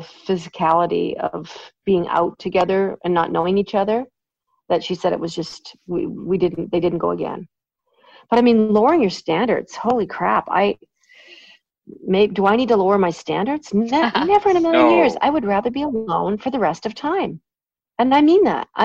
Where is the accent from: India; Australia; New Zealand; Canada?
Canada; I just love being Canadian. Obviously, I was born here